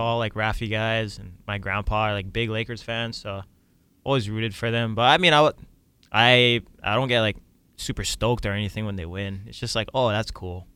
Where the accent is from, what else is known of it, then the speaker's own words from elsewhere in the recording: Hawaii, United States; growing up in Hawaii